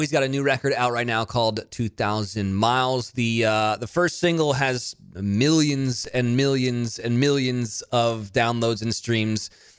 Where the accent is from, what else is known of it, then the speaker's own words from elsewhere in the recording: Monterey, California, United States; also born or lived in Nashville; now in Los Angeles, United States; I grew up in Monterey. I went to school in Salinas, where it's an ag town.